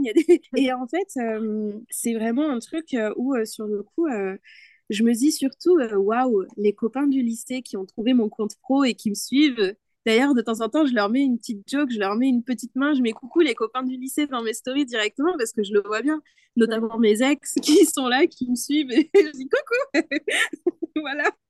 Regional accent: Spain; first language Spanish; French is a second language; je suis espagnole

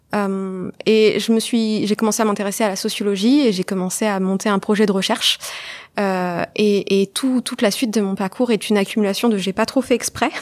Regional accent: Évreux, Normandy, France; also born or lived in Colombes; je suis rapidement arrivée à Évreux, qui est en Normandie, où j'ai grandi

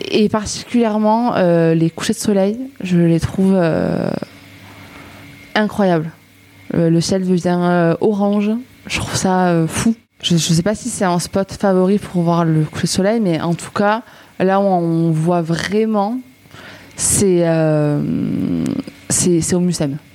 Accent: southwest France, France; now in Marseille, France; Mais moi, je viens du Sud-Ouest hein, et c'est vrai que ça en a un peu le même tempérament, donc ça me change pas trop de mes habitudes.

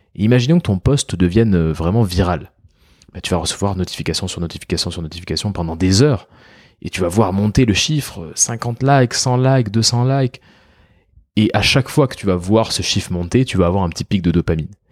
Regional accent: France; On peut être fier en tant que Français

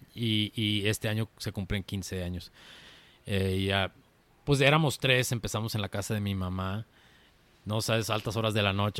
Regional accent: Zapopan, Jalisco, Mexico; also born or lived in Guadalajara; nací en Guadalajara, pero prácticamente soy de Zapopan, soy zapopano

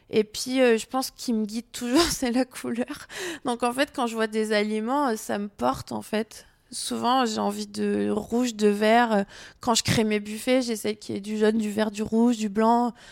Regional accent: south of France, France; et comme je viens du Sud et je trouve que ça correspond un petit peu

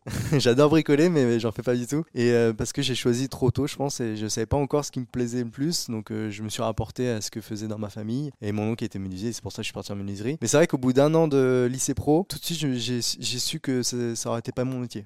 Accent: Chartres, Centre-Val de Loire, France; also born or lived in Mainvilliers; je suis né à Mainvilliers, donc euh, je suis euh, de Chartres. Bah, depuis le début, je suis à côté de Chartres

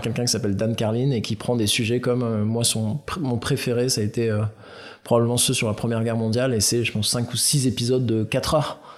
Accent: Aix-en-Provence, Provence-Alpes-Côte d'Azur, France; now in Paris, France; j'ai grandi à Aix

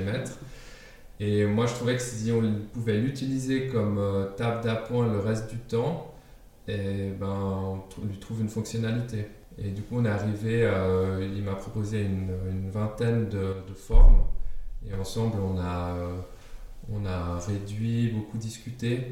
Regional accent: Geneva, Switzerland; first language German; French is a second language; also born or lived in Denmark; J'ai grandi en Suisse, à Genève en particulier, une ville multiculturelle par définition

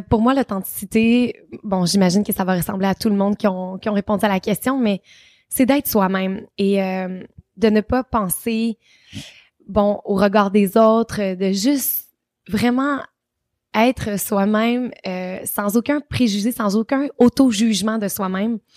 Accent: Trois-Rivières, Quebec, Canada; Mon enfance à Trois-Rivières. Euh, je suis vraiment chanceuse. J'ai grandi dans une famille.

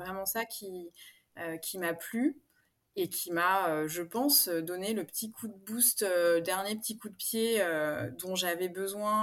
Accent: Paris, Île-de-France, France; moved away as an adult; now in Aix-en-Provence, France; je suis parisienne d'origine. J'ai emménagé à Aix-en-Provence il y a bientôt deux ans.

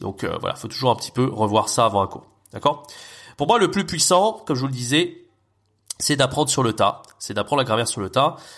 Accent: France; first language French; nous, en tant que Français natifs

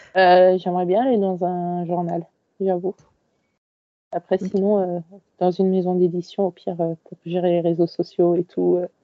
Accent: Paris region, Île-de-France, France; also born or lived in Créteil; j'ai toujours grandi en région parisienne. Euh, j'étais euh, à Créteil pendant presque tout mon collège. Et ensuite, je suis arrivée sur Paris même

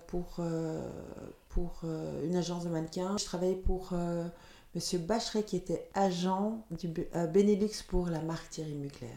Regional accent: Leuven, Flanders, Belgium; first language Dutch; French is a second language; also born or lived in Chile; j'ai grandi à Leuven, donc ma, ma, première langue est le néerlandais

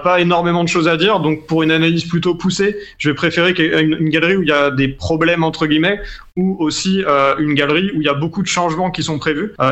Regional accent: Rennes, Brittany, France; parce que je suis Rennais.

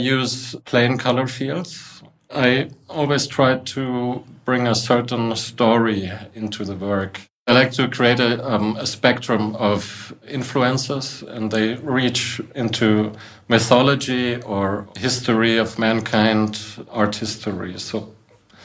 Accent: Munich, Bavaria, Germany; I'm from Munich. I work in Munich. And I come from an artist family in Munich.

